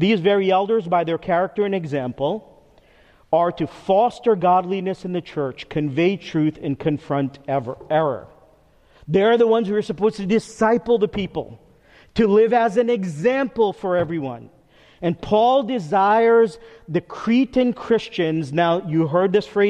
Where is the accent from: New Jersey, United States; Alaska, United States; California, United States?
New Jersey, United States; Teaneck; moved away as an adult; also born or lived in Texas; my parents' house, which was next door, the house I grew up in. So it's 2 driveways, 2 sidewalks, and our neighbor, who is a man that's like a dad to me, who I grew up with all my growing up years on Pomander Walk in Teaneck, New Jersey